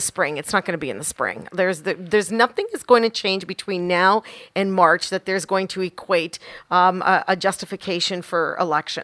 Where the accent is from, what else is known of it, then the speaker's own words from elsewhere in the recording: Canada; as a Canadian, I am so extremely proud to be Canadian